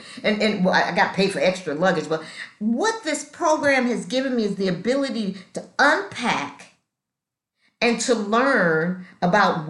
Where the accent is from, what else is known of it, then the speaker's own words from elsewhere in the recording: Los Angeles, California, United States; moved away as an adult; now in Atlanta, United States; I was raised in Los Angeles, got sober in Los Angeles, and I've been in Atlanta for 15 years.